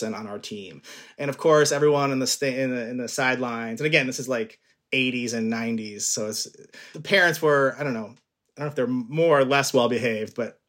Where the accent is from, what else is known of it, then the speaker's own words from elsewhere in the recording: Glendale, Arizona, United States; moved away as an adult; now in Chicago, United States; I'm from Glendale, Arizona, Maricopa County, Phoenix, Arizona